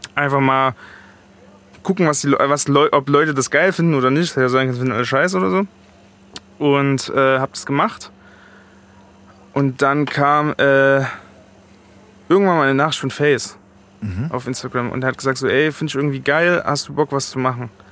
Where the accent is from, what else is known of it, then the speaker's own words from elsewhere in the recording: East Germany, Germany; moved away as an adult; also born or lived in Chemnitz; now in Frankfurt, Germany; ich komme aus dem Osten